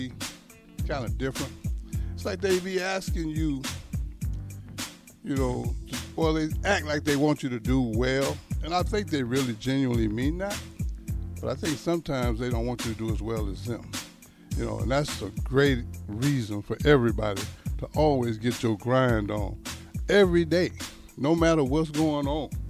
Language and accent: English; Texas, United States; I'm from Texas